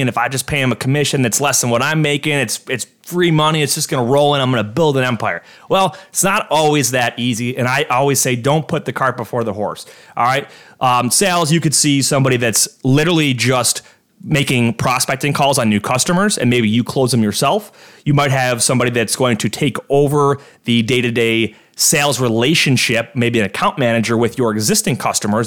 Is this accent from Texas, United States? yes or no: no; Orchard Park, New York, United States; the village of Orchard Park. It's my hometown here